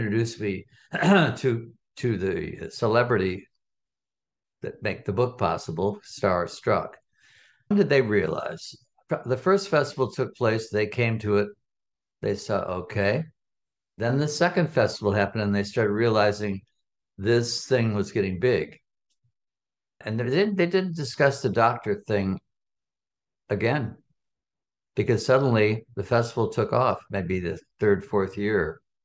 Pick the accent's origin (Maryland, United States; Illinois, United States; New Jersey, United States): Illinois, United States; Chicago; I'm, I'm from Chicago. I'm a Chicagoan from the West Side